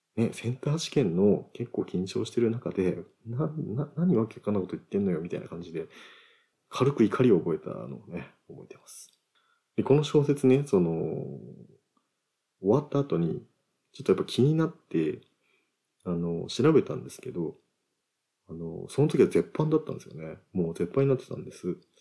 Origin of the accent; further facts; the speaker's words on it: Oita, Japan; 僕は大分県出身なので